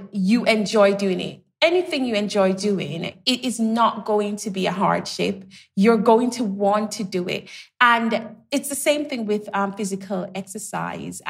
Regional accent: Jamaica; I grew up in Jamaica, so we had the green spaces

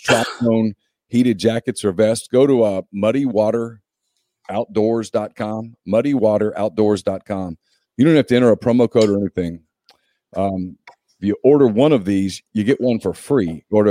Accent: Louisiana, United States; I grew up in Louisiana

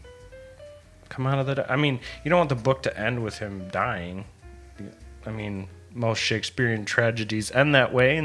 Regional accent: Midwest, United States; growing up in the Midwest

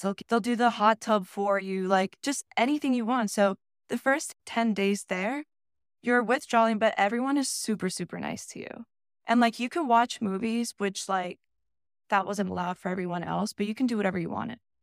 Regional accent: Vineland, New Jersey, United States; also born or lived in Delaware; I was born and raised in Vineland, Millville, New Jersey

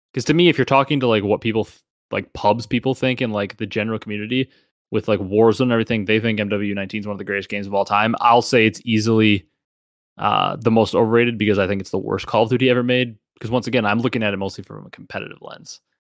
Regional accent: Midwest, United States; I'm also from the Midwest

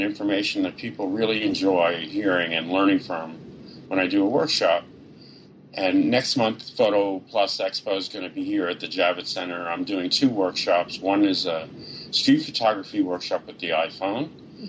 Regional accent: New York, United States; And, you know, just being a New Yorker all my life and sort of dropping into the middle of rural Georgia was such an experience for me

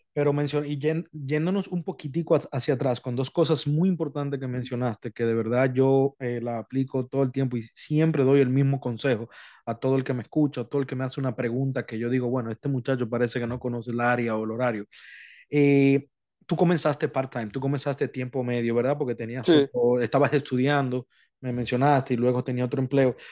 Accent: Dominican Republic; now in United States; República Dominicana, mi país natal

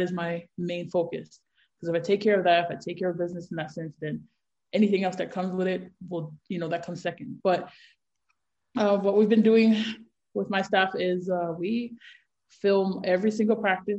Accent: Honolulu, Hawaii, United States; born and raised in Hawaii, Honolulu, Hawaii

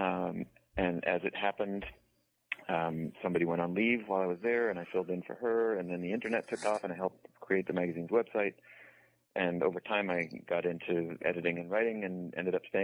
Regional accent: New England, United States; I grew up in New England, roughly speaking

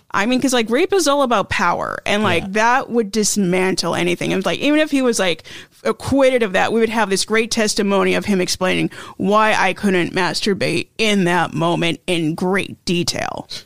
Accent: Idaho, United States; I am from Idaho

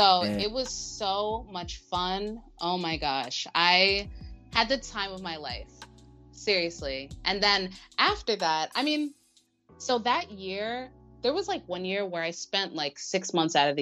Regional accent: United States; I am super American

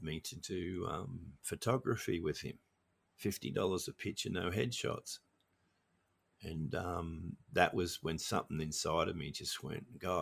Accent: Australia; also born or lived in Norway / Sydney / Melbourne; I grew up in Australia

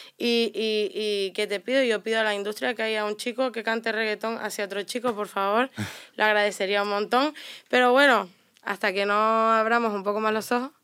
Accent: Canary Islands, Spain; moved away

